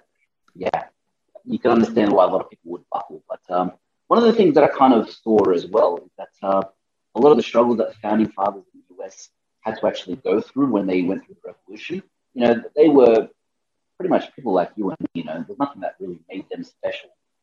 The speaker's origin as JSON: {"language": "English", "country": "Australia", "moved": "as an adult", "lives_now": "Panama", "said": "I'm from Australia"}